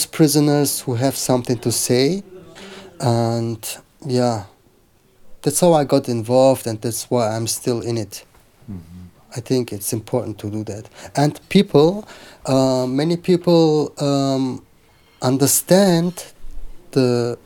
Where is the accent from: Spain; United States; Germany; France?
Germany; I have Turkish background. I grew up in Germany